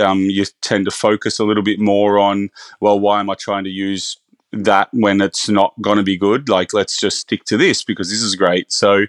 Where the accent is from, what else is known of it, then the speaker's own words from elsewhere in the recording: Bathurst, New South Wales, Australia; I'm actually originally from Bathurst, so my career started in smaller regional restaurants.